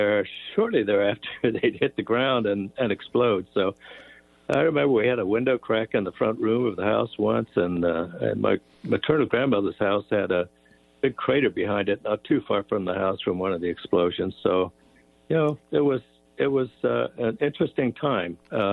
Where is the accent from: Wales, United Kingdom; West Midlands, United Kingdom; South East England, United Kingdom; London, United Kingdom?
South East England, United Kingdom; Well, lots of memories of air raids and air raid sirens. You know, we were only about 3 miles from the Vickers aircraft factory, so there were lots of air raids.